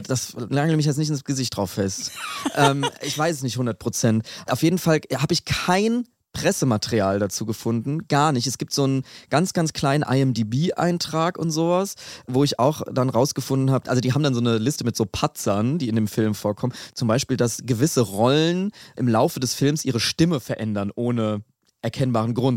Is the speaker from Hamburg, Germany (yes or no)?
no; Aschaffenburg, Bavaria, Germany; dass in Aschaffenburg, wo ich aufgewachsen bin